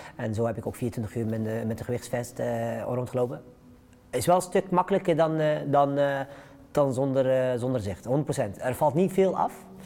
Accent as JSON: {"language": "Dutch", "town": "'s-Hertogenbosch", "region": "North Brabant", "country": "Netherlands", "tie": "born or raised there", "also_born_or_lived": "Morocco", "said": "woon achter in Den Bosch, eh, Noord-Brabant, eh, geboren in Marokko, eh, op vierjarige leeftijd naar Nederland gekomen"}